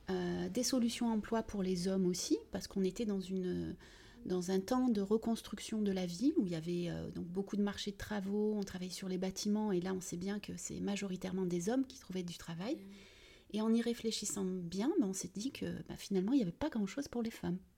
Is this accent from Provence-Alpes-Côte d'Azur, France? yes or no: yes; Vitrolles, Provence-Alpes-Côte d'Azur, France; also born or lived in Algeria / United States; j'ai 49 ans, donc … Je suis franco-algérienne. Je suis née en Algérie et je suis arrivée à l'âge de 6 ans à Vitrolles où j'ai grandi et où j'ai fait toutes mes études.